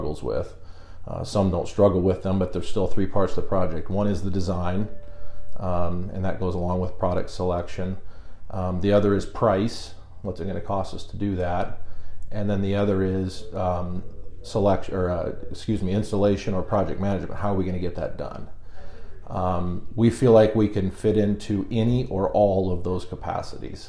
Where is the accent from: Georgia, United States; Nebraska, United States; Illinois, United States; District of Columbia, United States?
Nebraska, United States; O'Neill; moved away as an adult; also born or lived in Lincoln, Nebraska / Omaha, Nebraska; now in York, United States; So I'm from North Central Nebraska, O'Neill to be exact. That's where I graduated from